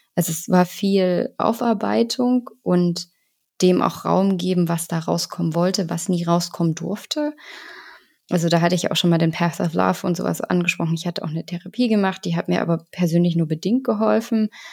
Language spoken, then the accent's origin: German; Germany; bei uns in Deutschland